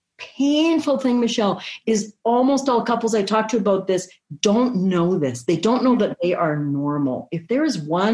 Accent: Canada; I'm Canadian

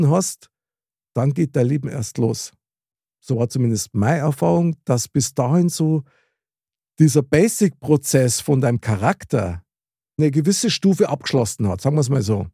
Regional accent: Munich, Bavaria, Germany; accent: Bavarian / Munich dialect; ich spreche ja wirklich sehr gern Mundart, also das heißt Bayerisch oder das Münchnerische halt.

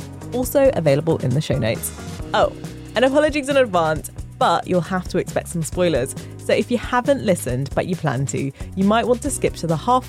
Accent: Jamaica; I was like, wait, I am Jamaican.

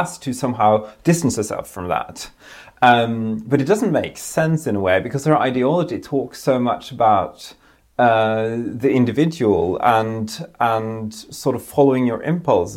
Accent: Norway; I grew up in Norway, in Europe

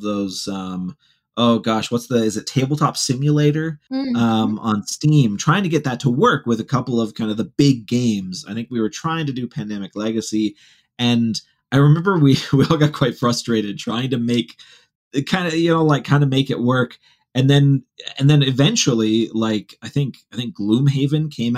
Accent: Ohio, United States; moved away; where I grew up in the Midwest. And specifically in the corner of Ohio that has some actual hills

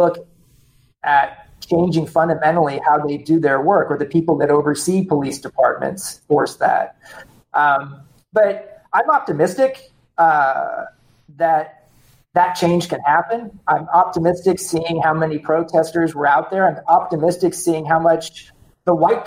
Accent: United States; as an American citizen

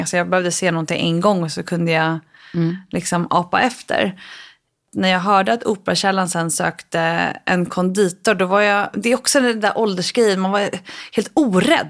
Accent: Stockholm, Stockholm County, Sweden; also born or lived in London / New York; I Stockholm

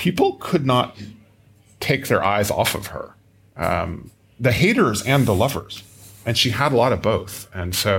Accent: United States; I'm American

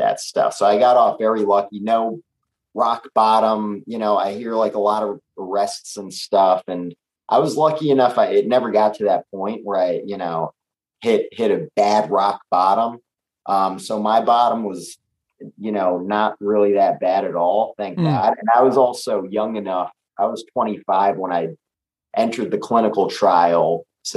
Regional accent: New York City, New York, United States; we're both New York guys. I think it's something growing up in the city

